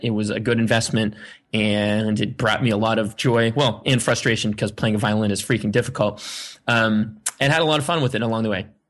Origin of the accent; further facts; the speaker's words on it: Sandwich, Massachusetts, United States; I grew up on on Cape Cod in a town called Sandwich, actually East Sandwich